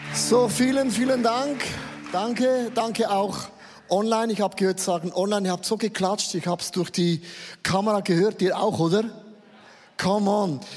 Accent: Switzerland; Ich bin ja als Schweizer zu laut, ich bin als Schweizer zu schön

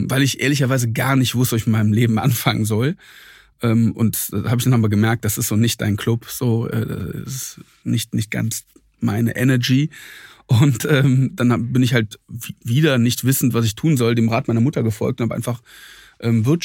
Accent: Troisdorf, North Rhine-Westphalia, Germany; eine kleine hessische Stadt äh, neben Siegburg und Köln.

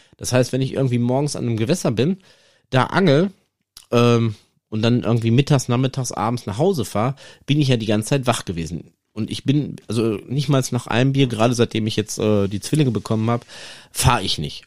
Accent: Iserlohn, North Rhine-Westphalia, Germany; bei uns in Iserlohn

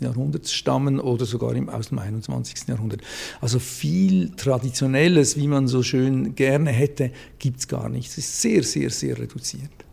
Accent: Zurich, Switzerland; now in Basel, Switzerland; ich bin aus Zürich ursprünglich

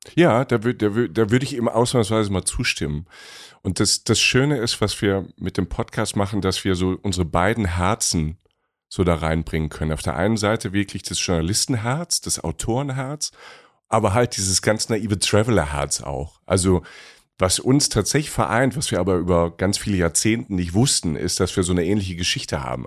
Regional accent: Rhineland-Palatinate, Germany; ich komme aus der Pfalz

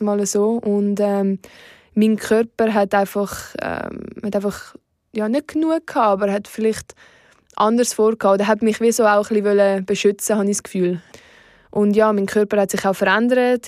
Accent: Oberuzwil, St. Gallen, Switzerland; in Oberutzwil, wo ich aufgewachsen bin

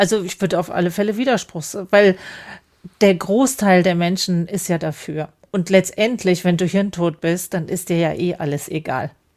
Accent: Germany; Bei uns in Deutschland

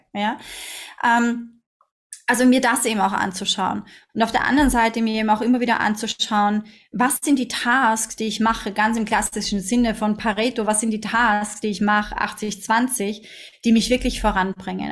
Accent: Austria; now in Dubai, United Arab Emirates; sagt man bei uns in Österreich

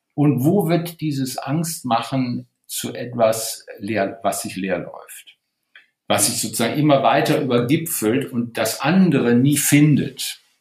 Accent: Wuppertal, North Rhine-Westphalia, Germany; ich bin in Wuppertal geboren

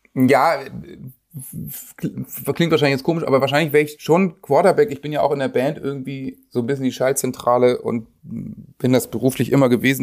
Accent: Germany; als Deutscher

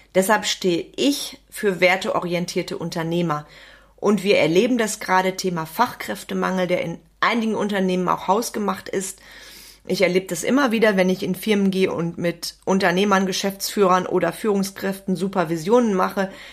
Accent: Wenden, North Rhine-Westphalia, Germany; bei uns in Wenden

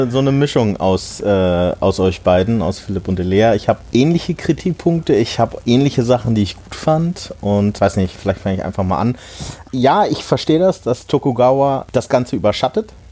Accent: Hanover, Lower Saxony, Germany; neben Hannover, äh, wo ich herkomme

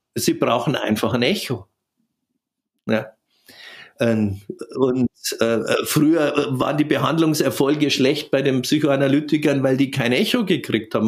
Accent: Southern Germany, Germany; bei uns in Süddeutschland

